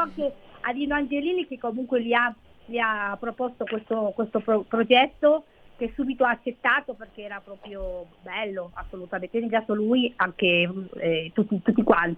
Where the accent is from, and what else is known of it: Spain; now in Italy